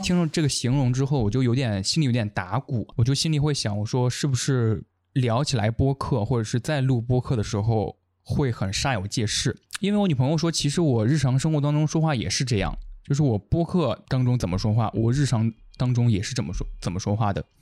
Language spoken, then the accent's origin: Chinese; Henan, China; 我是一个河南人